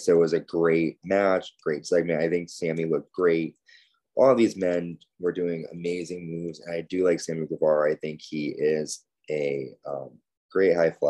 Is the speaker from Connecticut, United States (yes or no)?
yes; Connecticut, United States; They were in my home state of Connecticut, live in Bridgeport